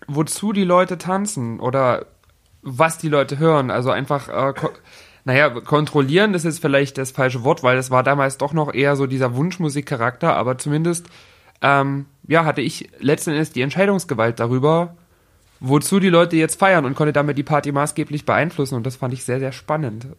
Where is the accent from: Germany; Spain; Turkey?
Germany; Dresden, Saxony; Ich bin in Dresden geboren, genau. Ich habe mein ganzes Leben hier gewohnt